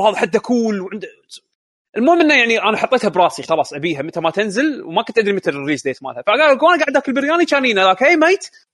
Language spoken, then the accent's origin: Arabic; Kuwait; عندنا بالكويت